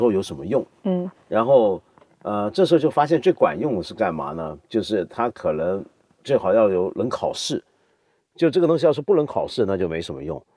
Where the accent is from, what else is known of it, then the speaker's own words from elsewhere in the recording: Taiwan; 因为小时候在台湾，我父母都在香港，我是外公外婆带大的